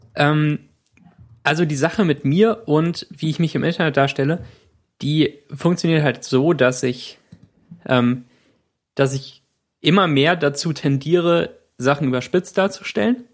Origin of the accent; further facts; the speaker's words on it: Cologne, North Rhine-Westphalia, Germany; als ich ungefähr acht Jahre alt war, war ich an Silvester mit meinem Bruder auf einem Spielplatz bei uns in Köln